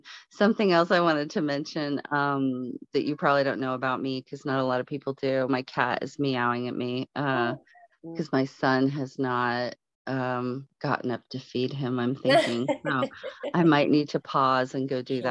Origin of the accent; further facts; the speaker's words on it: Palo Alto, California, United States; now in Colorado, United States; I grew up in Palo Alto. I grew up in Silicon Valley